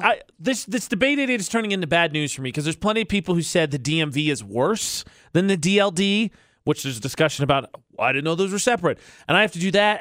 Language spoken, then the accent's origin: English; Indiana, United States; now in Utah, United States; I'm from Indiana